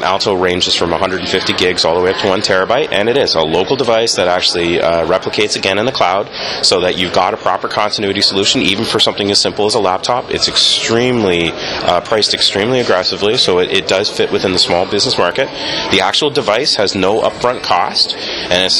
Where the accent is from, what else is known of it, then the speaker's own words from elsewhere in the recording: Canada; I'm a Canadian.